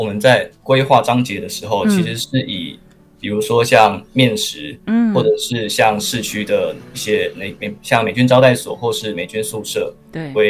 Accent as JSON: {"language": "Chinese", "region": "Kaohsiung", "country": "Taiwan", "also_born_or_lived": "Taipei", "moved": "as an adult", "said": "我是高雄人，然后我在台北念书，"}